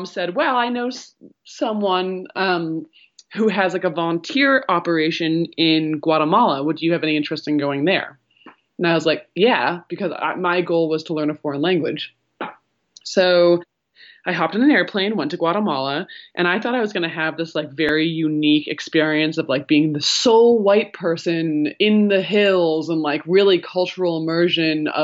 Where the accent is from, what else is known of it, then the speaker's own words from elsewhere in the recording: central Vermont, United States; moved away as an adult; now in New York City, United States; I escaped to my hometown in central Vermont, where isolation has always been a way of life.